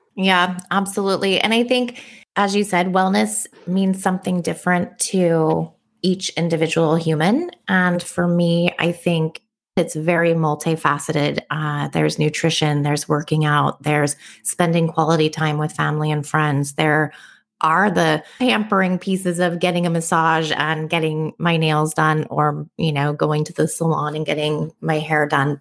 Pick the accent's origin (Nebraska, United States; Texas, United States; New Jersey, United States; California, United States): California, United States; Bay Area; now in Oahu, United States; I'm originally from the Bay Area. I now live in Hawaii